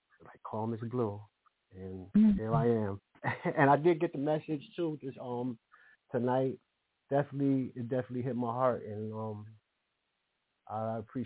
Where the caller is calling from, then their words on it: New Jersey, United States; I'm calling from New Jersey.